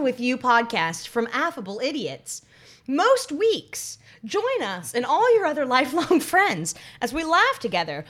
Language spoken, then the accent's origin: English; North Carolina, United States; growing up in North Carolina